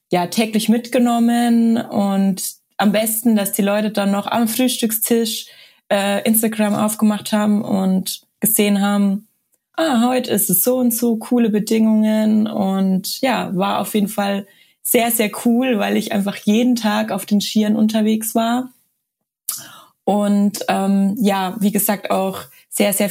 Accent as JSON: {"language": "German", "region": "Tyrol", "country": "Austria", "tie": "born or raised there", "said": "in denen ich eben Hochfügen als ja Freeride-Paradies von meinem Heimatort aus bewerbe."}